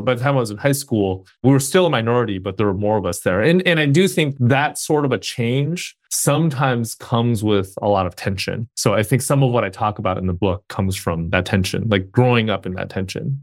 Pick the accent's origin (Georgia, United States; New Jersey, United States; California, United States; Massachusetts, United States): California, United States; Bay Area; also born or lived in Alameda, California / South Bay, California; I was born and raised in the Bay Area.